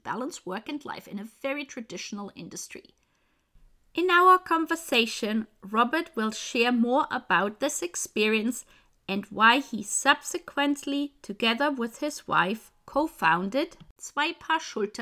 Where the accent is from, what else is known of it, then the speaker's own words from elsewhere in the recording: Bavaria, Germany; when I was growing up in Germany and Bavaria